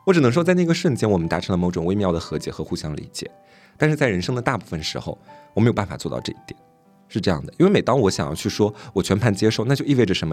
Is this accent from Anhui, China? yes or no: yes; Anhui, China; moved away; 我们两个是老乡嘛，算是。虽然我们是玩南玩北